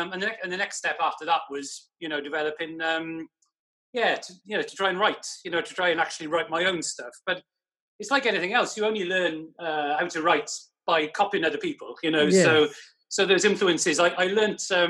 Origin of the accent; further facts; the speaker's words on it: Wales, United Kingdom; also born or lived in Basingstoke, Hampshire; I haven't lived in Wales all my life.